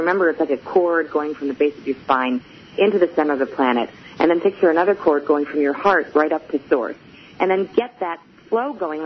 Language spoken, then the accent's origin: English; Chicago, Illinois, United States; I am from Chicago